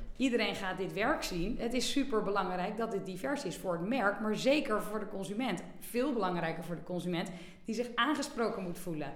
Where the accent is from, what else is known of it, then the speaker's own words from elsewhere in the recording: Bergen, North Holland, Netherlands; also born or lived in Amsterdam; geboren in Amsterdam, maar opgegroeid in Bergen eh, aan zee.